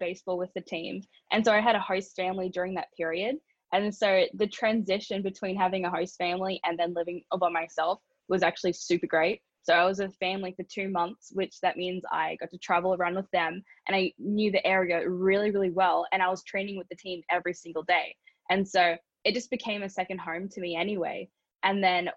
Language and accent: English; Brisbane, Queensland, Australia; moved away as an adult; also born or lived in Culver City, Los Angeles; now in Los Angeles, United States; I'm from Brisbane, Australia.